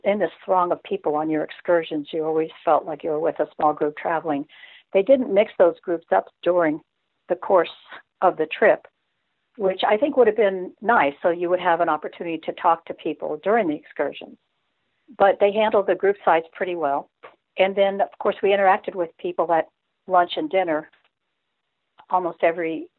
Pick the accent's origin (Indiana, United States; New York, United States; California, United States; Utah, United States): California, United States; Redondo Beach; now in South Carolina, United States; we're from Redondo Beach